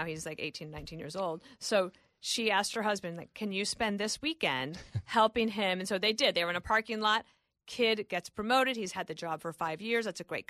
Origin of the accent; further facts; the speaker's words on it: Colorado, United States; I'm not 14, and I love it. But I am from Colorado.